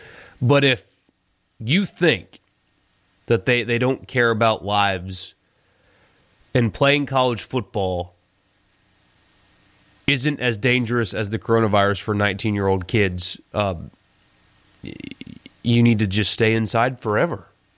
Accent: Ohio, United States; When I was growing up in Ohio, right on the Michigan border, we went to Michigan games on fall Saturday afternoons

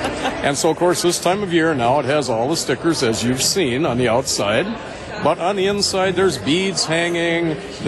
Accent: Oak Creek, Wisconsin, United States; I am from Oak Creek.

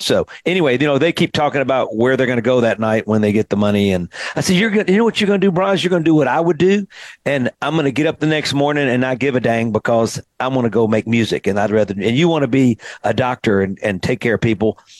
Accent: Greenville, Mississippi, United States; moved away as an adult; also born or lived in Nashville; I grew up in Greenville, Mississippi. I moved back to Greenville.

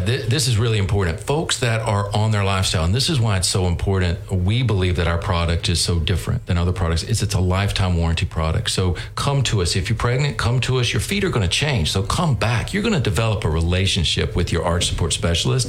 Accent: North Carolina, United States; moved away as an adult; I grew up in North Carolina, um, and um, you know, just loved growing up in a small town, North Carolina, textile town

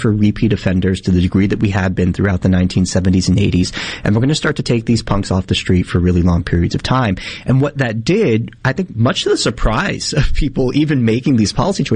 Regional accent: New York City, New York, United States; I'm born and raised in New York City, Brooklyn

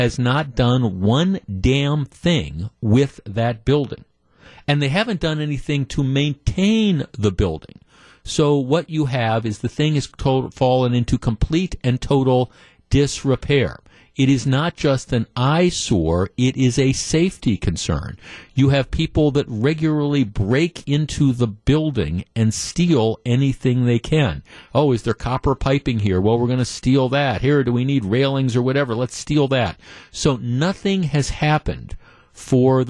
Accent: Glendale, Wisconsin, United States; When I was in high school, growing up in Glendale

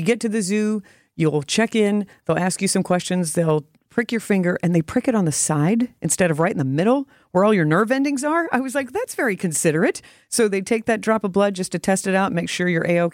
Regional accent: Louisville, Kentucky, United States; now in Milwaukee, United States; I grew up in Louisville, Kentucky

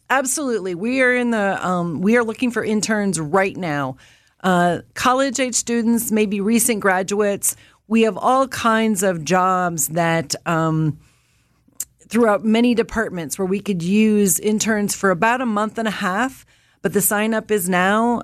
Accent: Indiana and Illinois, Midwest, United States; I'm a Midwesterner from Indiana and Illinois

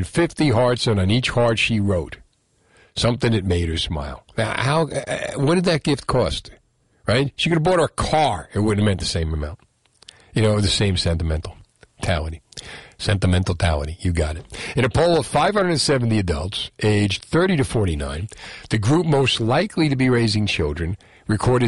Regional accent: Union City, New Jersey, United States; That I grew up with in Union City

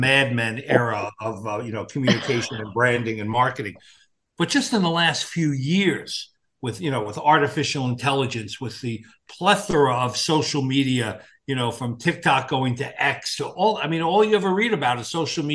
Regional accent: Montana, United States; now in New York, United States; I'm in New York, and everybody that finds out I'm from Montana

